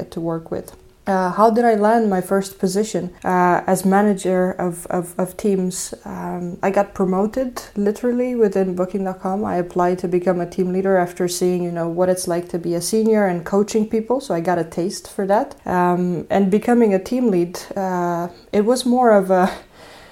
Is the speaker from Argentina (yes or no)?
no; Romania; moved away; I'm originally from Romania